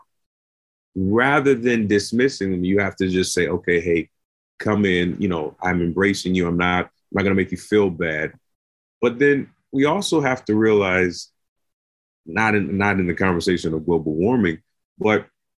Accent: United States; as an American

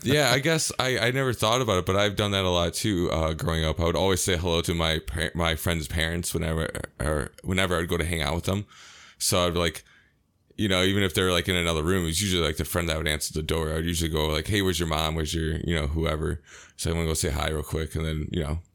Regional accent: United States; as an American

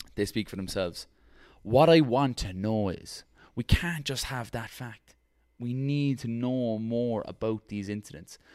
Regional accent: Ireland; as an Irish person

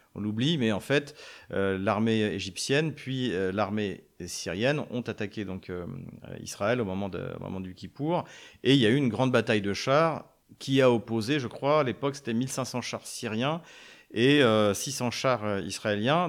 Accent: France; en tant que Français

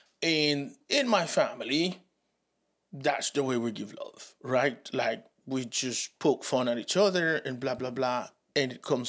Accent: Reading, South East England, United Kingdom; And it is because I'm from Reading, a working class family from an estate.

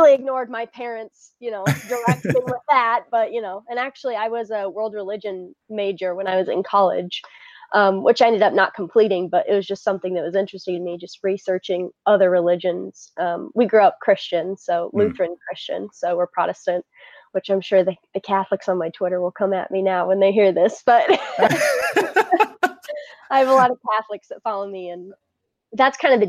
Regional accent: Midwest, United States; I am very Midwestern

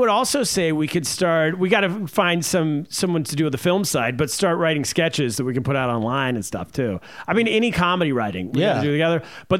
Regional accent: California, United States; moved away; also born or lived in China; Who I grew up with in California.

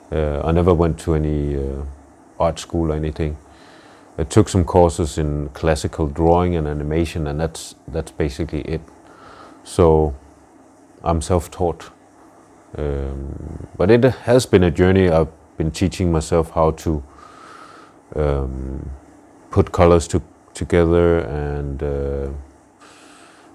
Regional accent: Denmark; I'm half Nigerian, half Danish, and born and raised in Denmark.

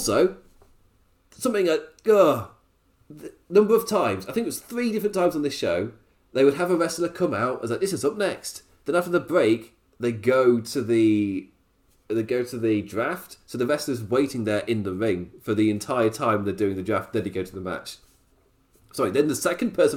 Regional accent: United Kingdom; as a British person

